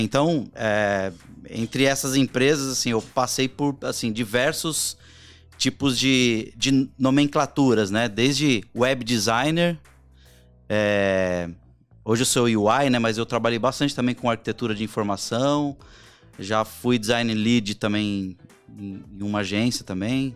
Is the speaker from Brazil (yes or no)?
yes; Barbacena, Minas Gerais, Brazil; Quando eu era pequeno lá em Barbacena